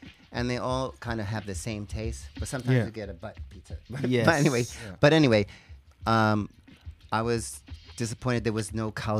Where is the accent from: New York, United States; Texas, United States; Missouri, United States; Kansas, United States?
New York, United States; New York City; moved away as an adult; also born or lived in Brooklyn; now in Japan; I was born in Brooklyn and grew up in the Bronx.